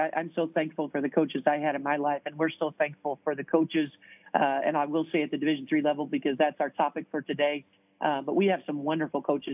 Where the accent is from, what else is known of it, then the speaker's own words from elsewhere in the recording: Southern Indiana, United States; moved away as an adult; now in Toledo, United States; I'm from Southern Indiana, and I played at Purdue